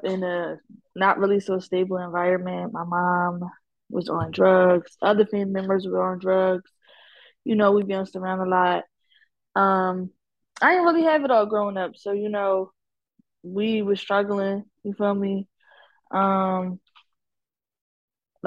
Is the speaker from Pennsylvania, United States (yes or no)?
yes; Philadelphia, Pennsylvania, United States; also born or lived in Atlanta; I'm from Philly.